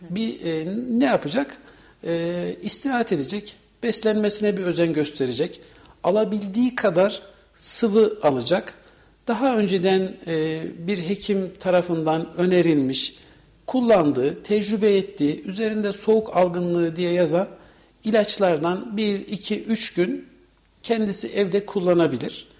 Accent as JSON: {"language": "Turkish", "region": "Kayseri Province", "country": "Turkey"}